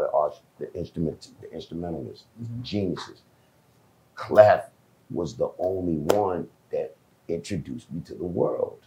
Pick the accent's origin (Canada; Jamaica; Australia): Jamaica; Overseas, I'm Jamaican